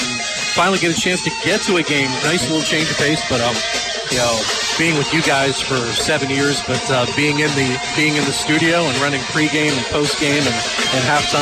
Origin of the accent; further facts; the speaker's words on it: Lock Haven, Pennsylvania, United States; Lock Haven's my hometown.